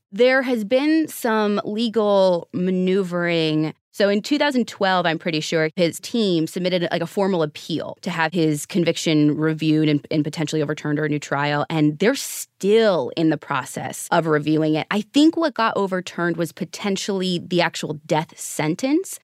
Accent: Midwest, United States; moved away; also born or lived in Arizona; I grew up in the Midwest in an area that was, like, overcast all the time. And I ended up moving to Arizona

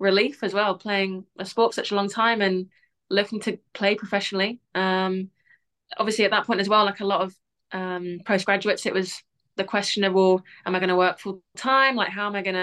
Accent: Barcelona, Catalonia, Spain; now in United Kingdom; I grew up in Barcelona

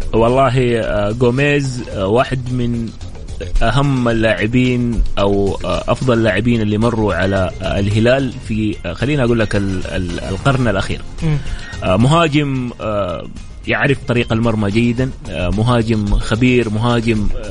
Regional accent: Saudi Arabia; لاننا احنا سعوديين

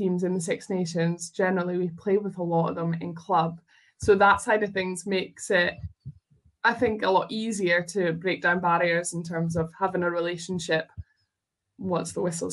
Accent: Scotland, United Kingdom; I am proudly Scottish

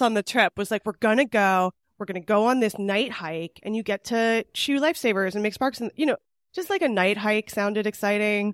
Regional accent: California, United States; I'm from California

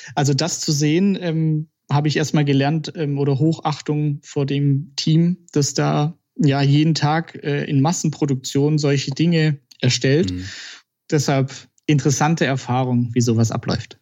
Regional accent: Balingen, Baden-Württemberg, Germany; Wo ich herkomme, genau, also eine Stunde südlich von Stuttgart aus Balingen

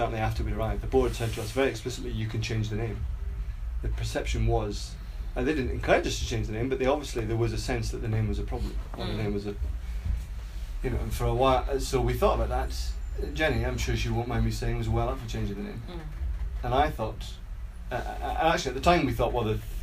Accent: Scotland, United Kingdom; I'm Scottish

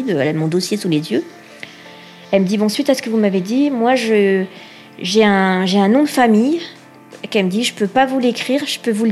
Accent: Réunion, France; moi, j'ai été adoptée, je viens de la Réunion

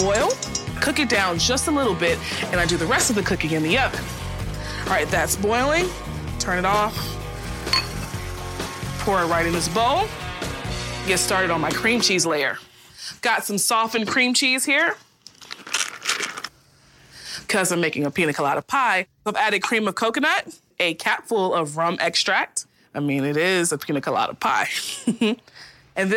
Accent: the South, United States; I'm from the South.

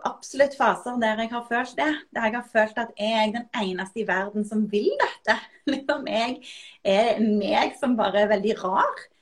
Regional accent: Norway; jeg er jo norsk, så jeg, jeg, har jo ikke engelsk som morsmål

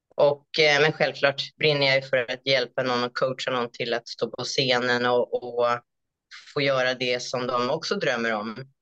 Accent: Stockholm, Stockholm County, Sweden; moved away as an adult; also born or lived in Cambodia; now in Australia; jag är ju uppvuxen och född i Stockholm i Sverige

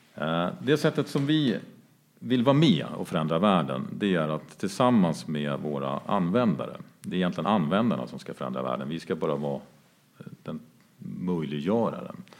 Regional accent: Jämtland, Sweden; now in Stockholm, Sweden; ursprungligen kommer från Jämtland där vi befinner oss nu. Eh, där jag är uppvuxen på en gård en bit utanför Östersund

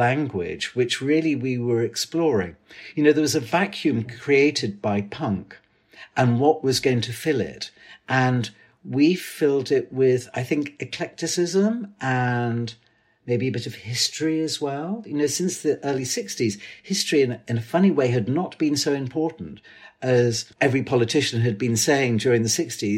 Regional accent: Liverpool, North West England, United Kingdom; moved away as an adult; also born or lived in London; I was from Liverpool, and I'd not lived in London before.

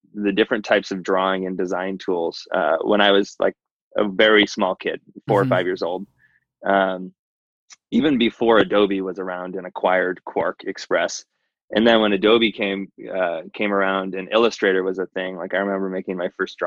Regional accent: Santa Cruz Mountains, California, United States; I grew up in the Santa Cruz Mountains, which is mm-hmm. like sort of the coastal town of the Silicon Valley

